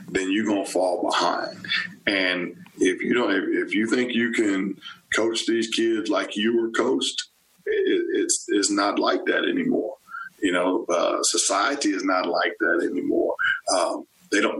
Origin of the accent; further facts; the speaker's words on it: Texas, United States; also born or lived in Stillwater, Oklahoma / College Station, Texas / Tuscaloosa, Alabama / Evanston, Illinois; now in Manhattan, Kansas, United States; I'm from Texas originally and I have family that was around